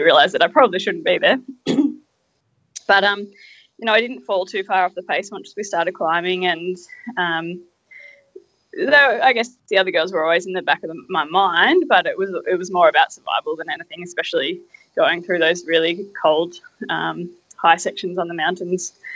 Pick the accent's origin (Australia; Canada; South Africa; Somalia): Australia; I come from Australia. I live at the base of the Dandenong Ranges